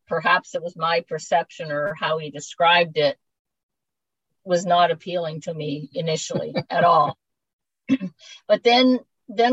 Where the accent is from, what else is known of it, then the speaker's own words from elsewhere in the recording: Ontario, Canada; moved away; We're originally from Ontario, and so all of our friends and relatives are still in Ontario.